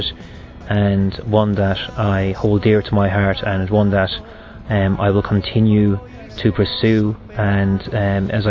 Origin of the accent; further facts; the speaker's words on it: Galway, Connacht, Ireland; moved away as an adult; now in United States; I'm from Galway in Ireland.